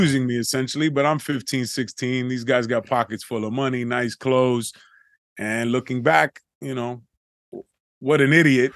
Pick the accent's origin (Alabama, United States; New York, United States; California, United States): New York, United States; New York City; growing up in the Bronx and in the projects